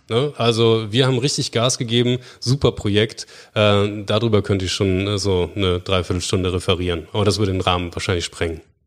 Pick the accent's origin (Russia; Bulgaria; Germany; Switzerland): Germany; Bremen; Ich bin, ähm, gebürtiger Bremer und, ähm, Entschuldigung, nicht gebürtiger Bremer. Ich bin Bremer.